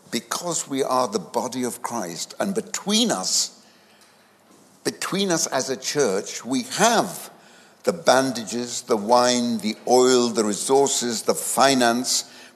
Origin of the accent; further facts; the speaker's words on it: India; moved away; I was born in India